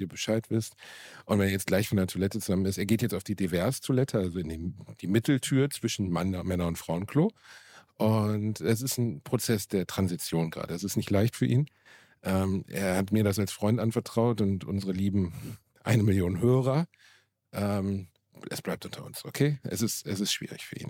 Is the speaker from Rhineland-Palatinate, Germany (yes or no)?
no; Gelsenkirchen, North Rhine-Westphalia, Germany; in meiner Heimatstadt in einem kleinen, in einem kleinen Club, dem Wohnzimmer Gelsenkirchen